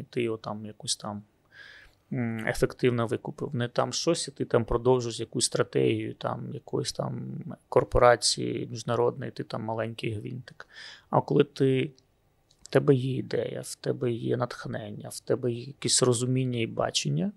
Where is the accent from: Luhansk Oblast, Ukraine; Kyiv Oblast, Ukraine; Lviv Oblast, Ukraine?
Luhansk Oblast, Ukraine; Luhansk; moved away; я сам з Луганська